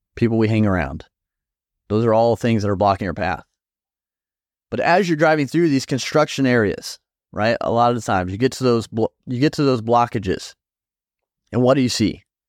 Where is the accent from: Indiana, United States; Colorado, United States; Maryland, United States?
Indiana, United States; I'm from Indiana